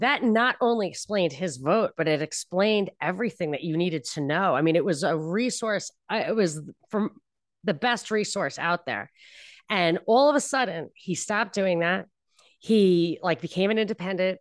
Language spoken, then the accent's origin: English; New York, United States; moved away; also born or lived in Texas; I was from New York